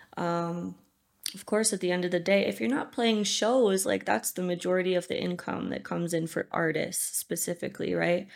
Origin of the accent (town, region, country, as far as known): United States; moved away as an adult; also born or lived in Los Angeles; now in Uganda